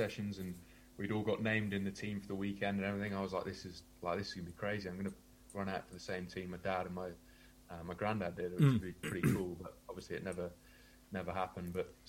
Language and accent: English; South West England, United Kingdom; also born or lived in Indonesia; I was born in Devon. My dad works overseas, works in Indonesia, Singapore, that sort of area. And so, born in England, moved over to Indonesia when I was really young